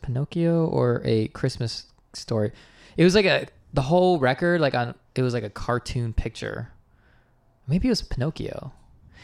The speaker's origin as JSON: {"language": "English", "region": "Idaho", "country": "United States", "tie": "born or raised there", "said": "we grew up in Idaho."}